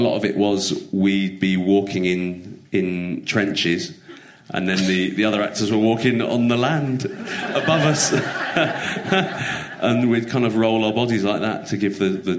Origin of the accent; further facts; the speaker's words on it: London, United Kingdom; growing up in London.